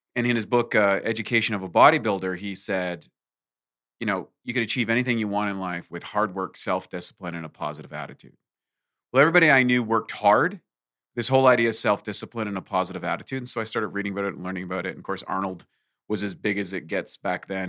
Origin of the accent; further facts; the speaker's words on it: rural New Brunswick, Canada; moved away; also born or lived in Ontario / Vancouver, Canada; I was born in Ontario, and I grew up in the East Coast in rural New Brunswick